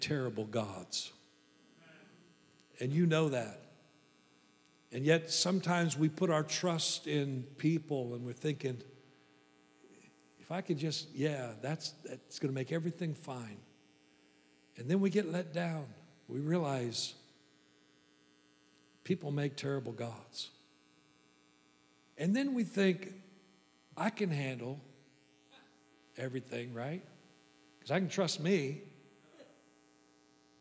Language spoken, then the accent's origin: English; Kansas, United States; I'm from Kansas.